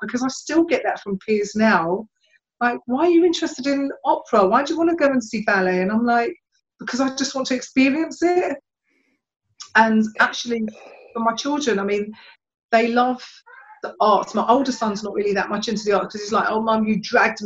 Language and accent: English; London, United Kingdom; I've been born and bred in Hackney as well